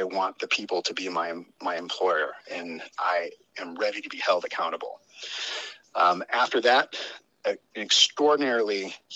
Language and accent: English; Chicago, Illinois, United States; also born or lived in San Francisco, California / Kauai, Hawaii; now in Big Island, Hawaii, United States; I was born outside San Francisco, but I learned to swim while living with my foster family in Kauai. And though I grew up in Chicago, Hawaii has always called me home.